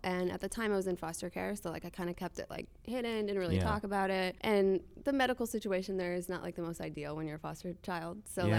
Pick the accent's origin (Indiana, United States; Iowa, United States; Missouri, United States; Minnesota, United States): Minnesota, United States; Minneapolis; also born or lived in Nashville; No, I was actually born in Nashville, but I grew up in Minneapolis.